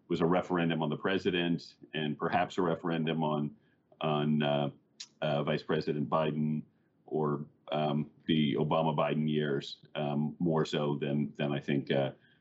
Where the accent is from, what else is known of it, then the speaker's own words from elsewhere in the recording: Missouri, United States; moved away as an adult; now in New York, United States; I grew up in Missouri and moved to New York after school